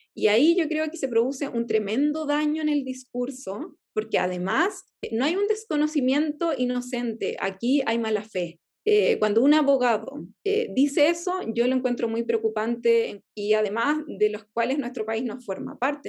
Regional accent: Easter Island, Valparaíso, Chile; yo soy chilena, yo soy, eh, mi, mi etnia es Rapanui, yo hablo Rapanui, eh, crecí en, en, la, en, pero yo soy chilena

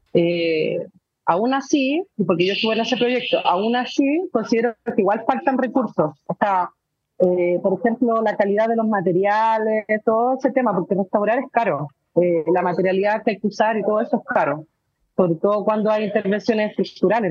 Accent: Valparaíso, Chile; yo soy porteña, yo soy de Valparaíso

